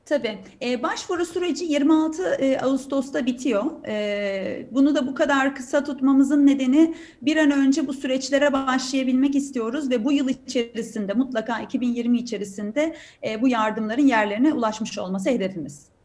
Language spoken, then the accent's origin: Turkish; Turkey; ben bir Türk olarak, bir mühendis olarak, bir teknoloji şirketi çalışanı olarak çok inanıyorum